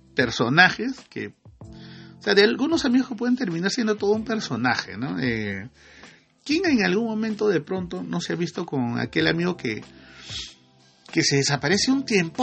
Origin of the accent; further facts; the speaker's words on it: Iquitos, Loreto, Peru; la provincia donde yo nací, en Iquitos, ¿no? En Loreto, perdón, la provincia de Mainas, en el distrito de Iquitos.